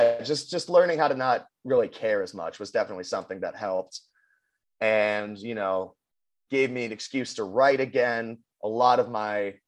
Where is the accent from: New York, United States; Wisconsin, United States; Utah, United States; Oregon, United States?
Oregon, United States; Willamette Valley; I grew up in the Willamette Valley